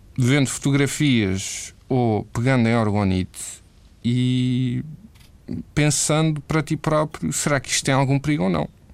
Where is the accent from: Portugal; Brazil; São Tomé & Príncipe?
Portugal; moved away as an adult; also born or lived in Amsterdam, Netherlands; eu saí de Portugal porque senti que precisava de mudança de ares